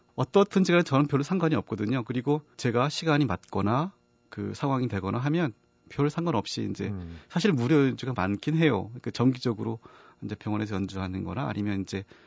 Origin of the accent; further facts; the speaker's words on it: Yanggu, Gangwon, South Korea; moved away; also born or lived in Spain; 사실은 양구에서 태어나고 거기서 자라고 했었는데요.